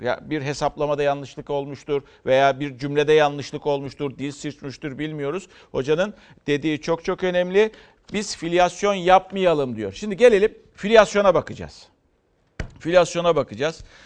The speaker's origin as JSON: {"language": "Turkish", "town": "Karacasu", "region": "Aydın", "country": "Turkey", "tie": "born or raised there", "said": "memleketim Aydın Karaca Su'dan"}